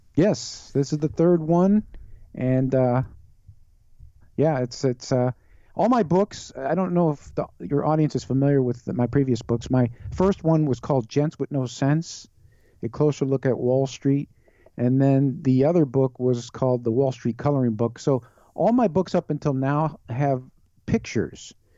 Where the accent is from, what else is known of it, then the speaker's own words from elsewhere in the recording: Chicago, Illinois, United States; born and raised in Chicago area